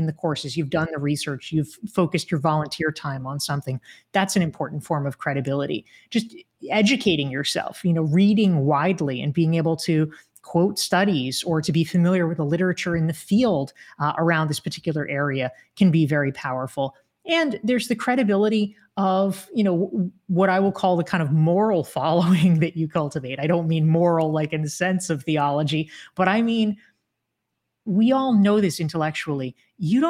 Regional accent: North Carolina, United States; I grew up in North Carolina.

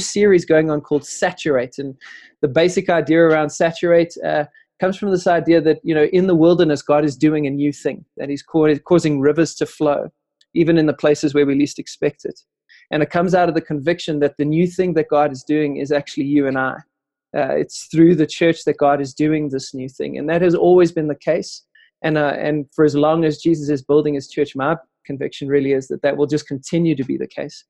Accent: Benoni, Gauteng, South Africa; growing up in Benoni

